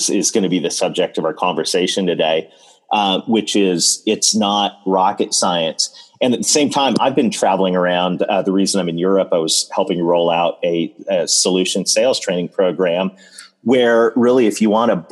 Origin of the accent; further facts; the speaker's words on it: Canada; being a Canadian married to a sweet Southern girl